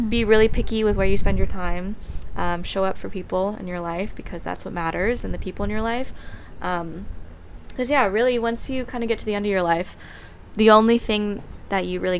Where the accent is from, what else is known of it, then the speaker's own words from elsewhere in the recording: Taiwan; so I'm from Taiwan, which is just a tiny little island off of uh, the coast of China